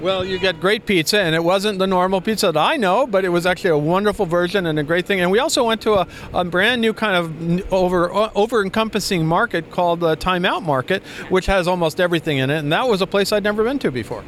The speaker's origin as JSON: {"language": "English", "region": "New York area", "country": "United States", "tie": "born or raised there", "said": "I'm I'm from New York area. I, I, grew up in the New York area"}